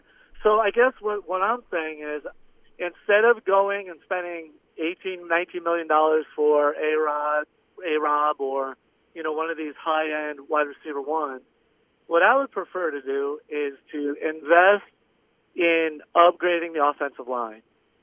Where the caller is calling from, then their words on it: Florida Keys, Florida, United States; Florida Keys.